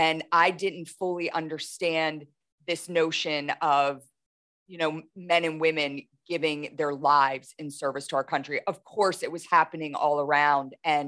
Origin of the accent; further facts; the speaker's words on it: Camp Lejeune, North Carolina, United States; born there; I grew up in a military household. I was born in Camp Lejeune, North Carolina, you know, moved all across the country.